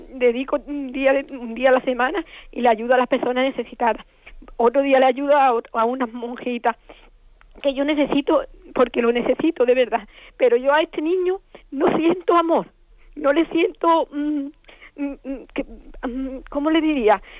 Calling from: Málaga, Andalusia, Spain; de Málaga.

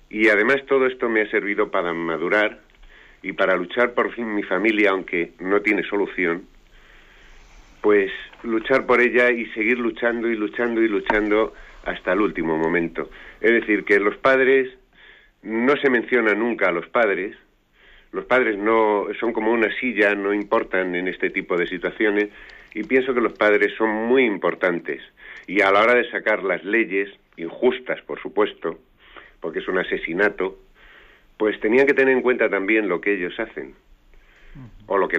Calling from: Madrid, Community of Madrid, Spain; Eh, buenos días … de Madrid.

